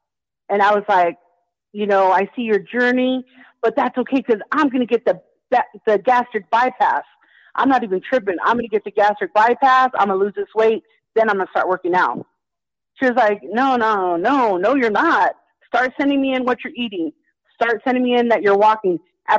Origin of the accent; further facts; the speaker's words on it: Victorville, California, United States; California, Victorville, the high desert.